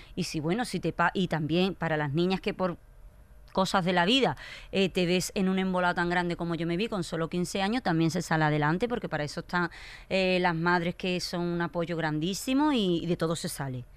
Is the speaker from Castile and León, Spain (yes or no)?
no; Écija, Andalusia, Spain; Yo soy de pueblo, me, llevaron a la capital, a Sevilla, yo soy de Écija.